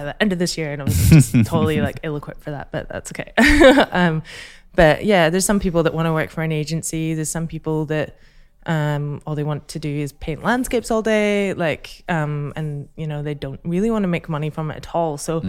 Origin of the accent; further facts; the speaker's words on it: Scotland, United Kingdom; So I'm Scottish.